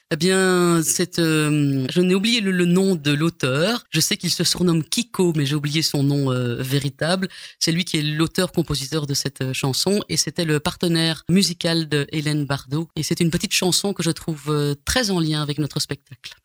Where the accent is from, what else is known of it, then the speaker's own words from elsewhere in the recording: Brussels, Brussels-Capital Region, Belgium; accent: bruxellois; je suis né quand même à Scarbeck, voilà, tout près du parc Josapha. Mhm. Voilà. Et puis après ça, bah, on a été dans la banlieue, euh, on va dire bruxelloise